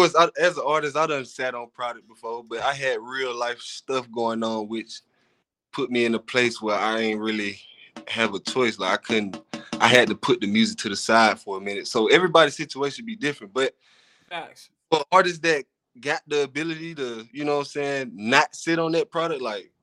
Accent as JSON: {"language": "English", "town": "Cincinnati", "region": "Ohio", "country": "United States", "tie": "born there", "lives_now": "Fargo, United States", "said": "Well, I was born in Cincinnati, Ohio."}